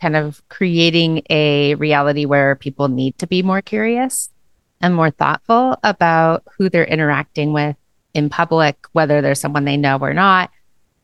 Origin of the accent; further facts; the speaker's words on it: Eugene, Oregon, United States; We grew up together here in Eugene for most of our young lives